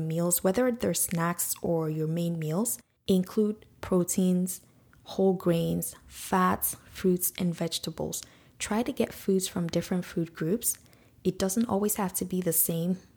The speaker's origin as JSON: {"language": "English", "country": "Nigeria", "tie": "born or raised there", "moved": "yes", "lives_now": "Canada", "said": "that's how we grew up in Nigeria"}